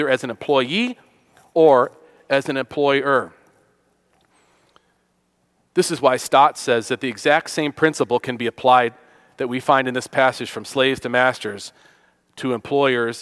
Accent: Western New York, United States; I grew up in Western New York, the Rust Belt, as it's called

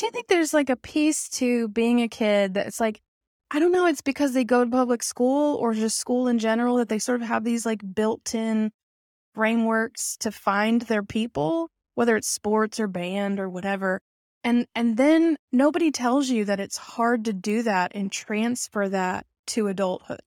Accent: Arkansas, United States; I'm even from Arkansas

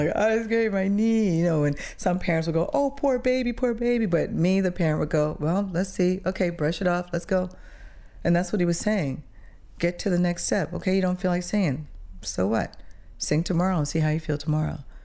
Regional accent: Switzerland; moved away; also born or lived in Toronto; growing up in Switzerland

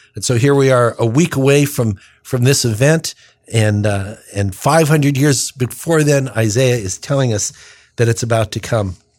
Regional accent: United States; I was born on the Illinois, Indiana state line, raised anyway there

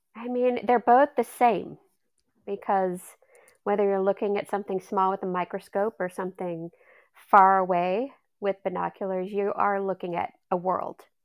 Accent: Austin, Texas, United States; moved away; I'm originally from Austin, Texas

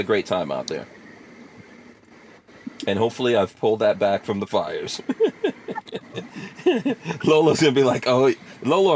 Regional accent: Guyana; now in United States; I'm from Guyana

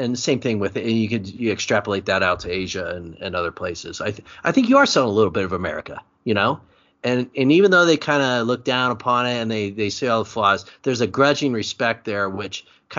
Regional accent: Germany; English is a second language; Born bred German, right? Yeah.

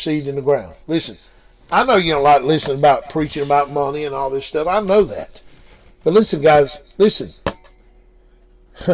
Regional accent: Blue Ridge, Georgia, United States; We're from Blue Ridge, Georgia

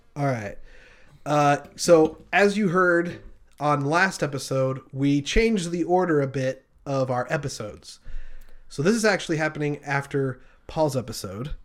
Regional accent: Marysvale, Utah, United States; moved away; I lived in a very small town. Shout out to Marysville.

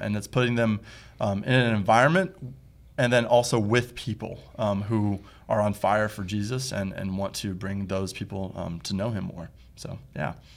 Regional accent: Toledo, Ohio, United States; moved away as an adult; now in East Texas, United States; I'm from Toledo, Ohio

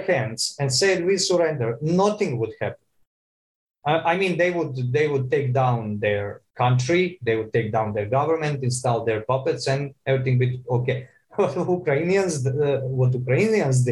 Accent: Croatia; I'm from Croatia

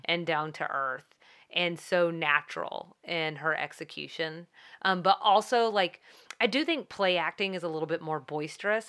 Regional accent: the South, United States; I'm from the South

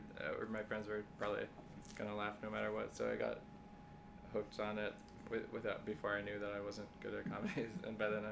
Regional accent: Louisville, Kentucky, United States; moved away as an adult; also born or lived in Beloit, Wisconsin / Chicago / New York City area; now in New York City, United States; We both live in the New York City area. I'm from Louisville, Kentucky, originally.

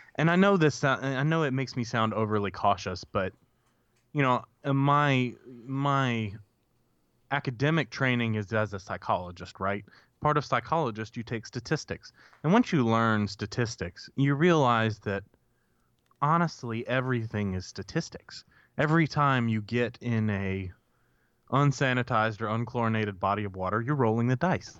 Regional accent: Grenada, Mississippi, United States; I grew up in Grenada, right? So with access to Grenada Lake

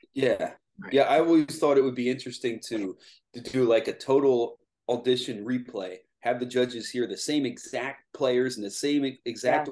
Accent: Lancaster, Pennsylvania, United States; also born or lived in Lititz, Pennsylvania; I was born here and I grew up in Lancaster

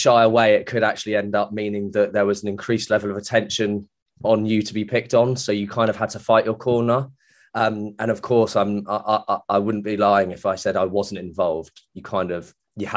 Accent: Manchester, North West England, United Kingdom; moved away as an adult; also born or lived in Florida; now in Banstead, United Kingdom; I grew up around in the Manchester area

